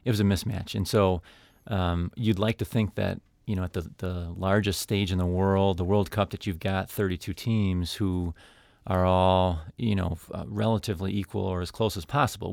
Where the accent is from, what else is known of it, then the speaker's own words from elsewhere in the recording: United States; I'm an American